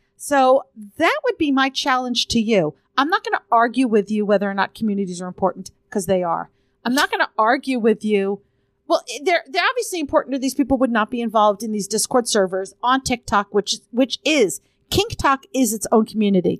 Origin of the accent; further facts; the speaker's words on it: Arizona, United States; I'm from Arizona